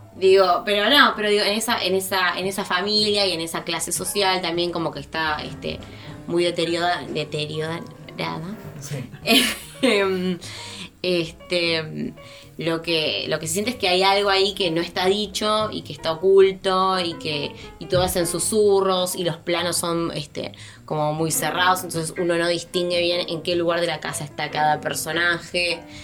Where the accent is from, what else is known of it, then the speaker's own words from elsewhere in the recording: Argentina; somos argentinos